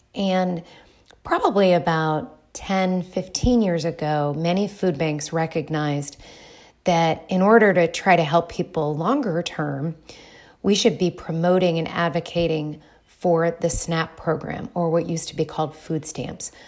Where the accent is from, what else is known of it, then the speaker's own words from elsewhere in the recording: Dayton, Ohio, United States; also born or lived in Bloomington, Indiana; I am originally from Dayton, Ohio.